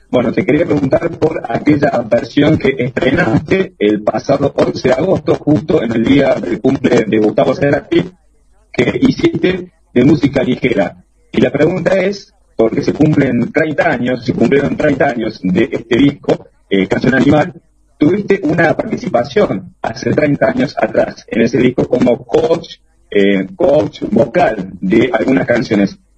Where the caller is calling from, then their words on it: Córdoba, Argentina; Hola Pedro, desde Córdoba … de Radio Nacional Córdoba.